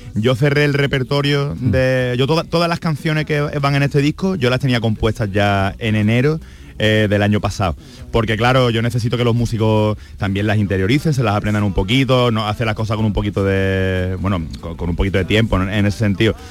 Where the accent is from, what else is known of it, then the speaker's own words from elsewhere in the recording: Andalusia, Spain; yo soy andaluz